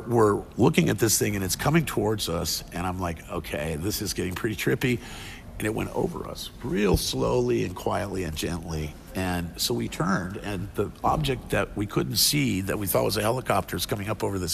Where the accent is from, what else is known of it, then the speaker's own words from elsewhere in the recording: Monterey, California, United States; also born or lived in Cleveland, Ohio; at age 7, I moved out here with my mom, and we picked up in Monterey and kind of homesteaded with her brother for a long time, myself and my younger brother